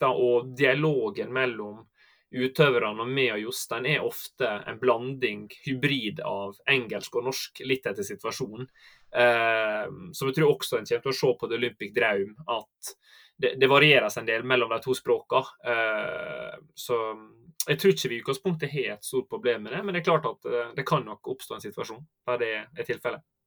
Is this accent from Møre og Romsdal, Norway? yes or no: yes; Sunnylven, Møre og Romsdal, Norway; accent: Sunnmøre dialect; moved away as an adult; dere hører kanskje på dialekten at jeg er fra Sunnmøre, da. Uh, så jeg er oppvoksen der, på en liten plass som heter eh, Sunnylven